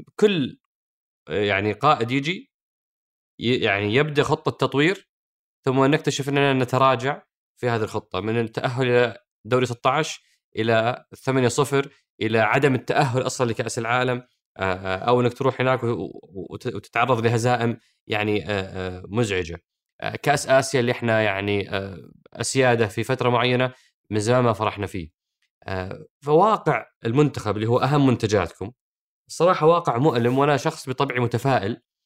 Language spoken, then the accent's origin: Arabic; Saudi Arabia; عندنا في السعوديه